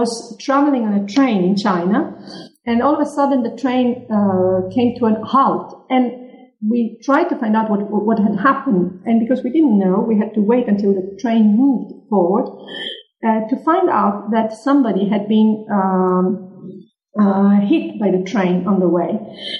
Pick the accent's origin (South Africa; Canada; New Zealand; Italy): Italy; Sicily; English is a second language; And I come from Sicily. I come from the Mediterranean area.